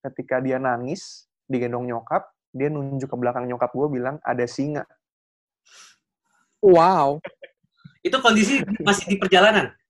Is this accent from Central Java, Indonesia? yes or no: no; Yogyakarta, Special Region of Yogyakarta, Indonesia; ya karena dari kecil di Jogja jadi sebenarnya udah udah cukup akrab lah dengan hal-hal yang berbau gaib gitu loh.